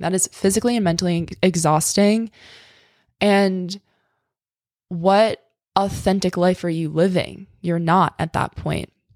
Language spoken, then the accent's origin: English; New York, United States; I'm from New York. I'm used to the city